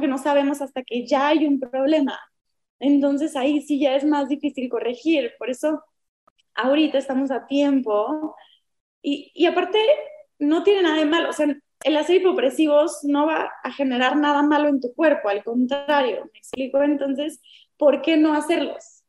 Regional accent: Mexico; somos muy mexicanos

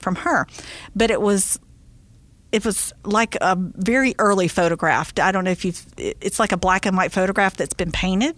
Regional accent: Tallahassee, Florida, United States; which is actually in my hometown

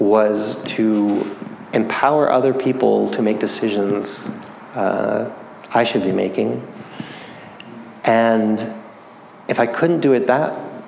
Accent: New England, United States; I grew up in New England, where we have a lot of cold, bitter winters

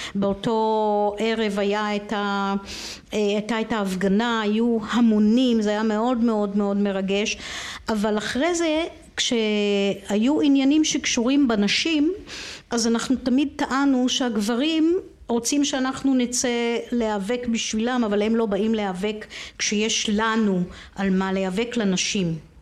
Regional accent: Israel; אני גדלתי בסביבה בקיבוץ

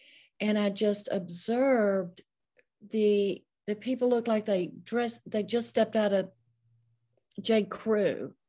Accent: the South, United States; I was raised in the South. I'm almost 70 years old. So during the Jim Crow era, you know, just a lot of changes.

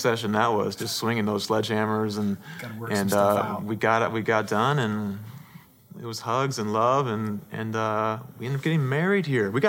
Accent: Paramount, California, United States; I was born in Southern California, Paramount, California. Oldest of four boys, born into a family that preachers, my grandfather, my dad, my brother, cousins

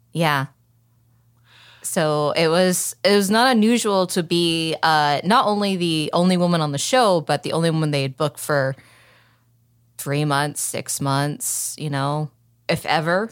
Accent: Oklahoma City, Oklahoma, United States; accent: Southern (not strong); now in Arizona, United States; I'm from Oklahoma City, so I don't really have that much of a, a Southern accent

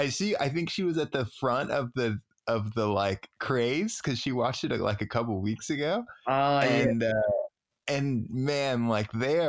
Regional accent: Oklahoma, United States; moved away; I was born in Oklahoma and like lived there for a little bit

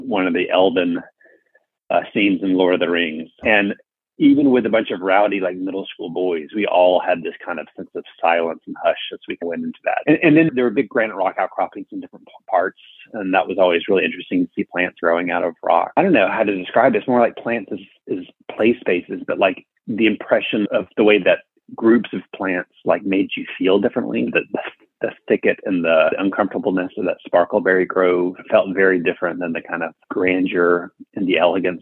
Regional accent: Birmingham, Alabama, United States; now in Arlington, United States; I grew up in Birmingham, Alabama

